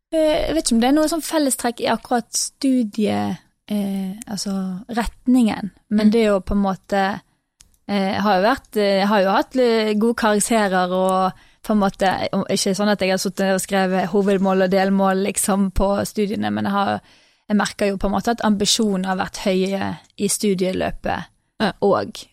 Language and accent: Norwegian; Norway; also born or lived in England; her hjemme i Norge